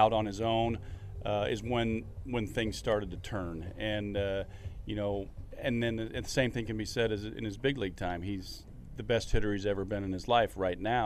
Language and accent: English; Fullerton, California, United States; I grew up 10 minutes down the road in Fullerton